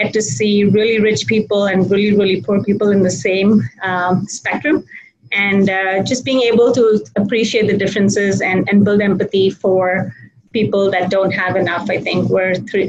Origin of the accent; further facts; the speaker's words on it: Mumbai, Maharashtra, India; moved away as an adult; now in United States; So I was born and raised in Mumbai, but I've spent most of my adult life in the US.